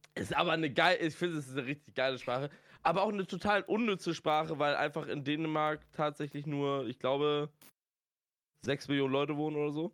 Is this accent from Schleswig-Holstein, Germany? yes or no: yes; Schleswig-Holstein, Germany; ich bin Schleswig-Holsteiner